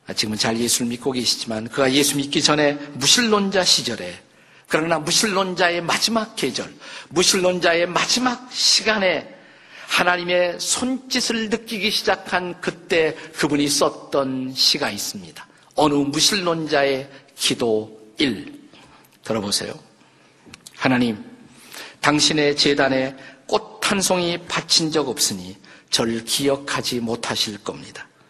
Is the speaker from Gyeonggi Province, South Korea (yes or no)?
yes; Suwon, Gyeonggi Province, South Korea; 제가 태어난 곳이 여기서 멀지 않습니다. 수원에 가시면 오목천이라는 곳이 있어요.